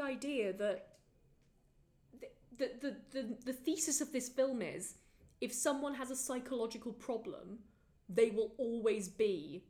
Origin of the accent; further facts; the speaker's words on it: Wales, United Kingdom; I'm famously Welsh.